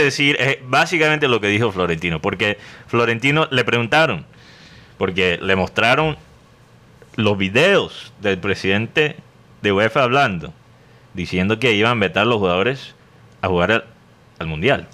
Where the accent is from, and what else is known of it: Barranquilla, Atlántico, Colombia; now in United States